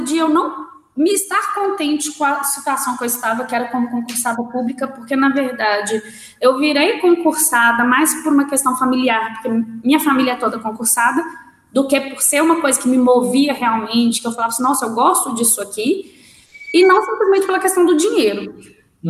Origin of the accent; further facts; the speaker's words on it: Belo Horizonte, Minas Gerais, Brazil; voltar para minha terra, né? Porque o pessoal acha que Venda Nova é, outra, é outro lugar, não é Belo Horizonte